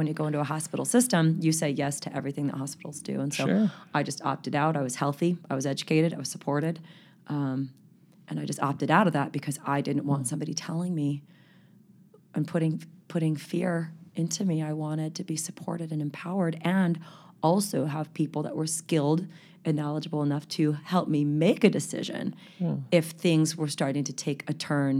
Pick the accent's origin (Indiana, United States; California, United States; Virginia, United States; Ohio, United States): California, United States; born there; I'm number six, born in Southern California. My parents lived in the San Fernando Valley for 30 years.